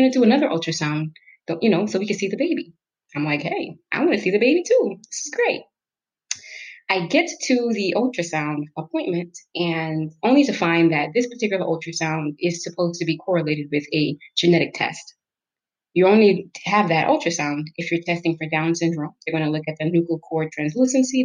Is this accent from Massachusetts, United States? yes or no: no; New York, United States; moved away as an adult; also born or lived in Jamaica / Detroit area, United States; now in Detroit, United States; I grew up in New York